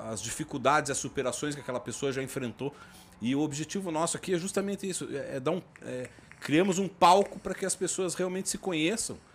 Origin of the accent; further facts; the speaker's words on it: Bahia, Brazil; Eu sou da Bahia e eu moro aqui por causa do turismo, eu trabalho com turismo.